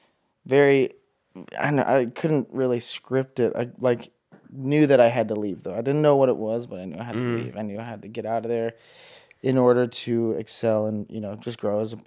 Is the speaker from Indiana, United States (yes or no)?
no; Hawaii, United States; growing up in Hawaii, you grow up surfing